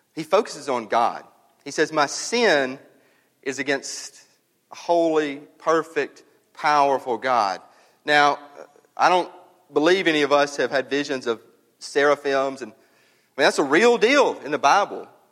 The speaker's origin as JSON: {"language": "English", "region": "North Mississippi", "country": "United States", "tie": "born or raised there", "said": "I grew up and up in North Mississippi"}